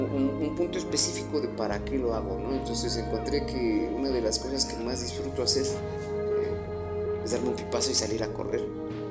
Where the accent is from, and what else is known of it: Mexico